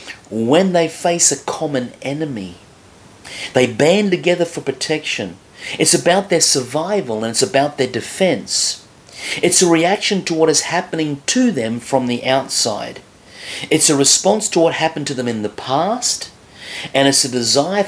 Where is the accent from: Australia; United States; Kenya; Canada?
Australia; moved away; I was from Australia